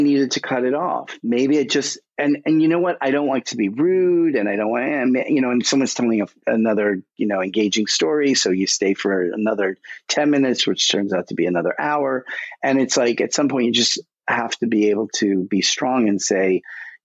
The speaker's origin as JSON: {"language": "English", "region": "New York", "country": "United States", "said": "I'm a boy from Brooklyn"}